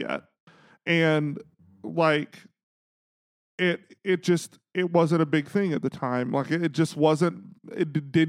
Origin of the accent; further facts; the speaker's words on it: Chicago, Illinois, United States; when anybody says I'm from Chicago, my brain goes, bitch, I am from Chicago.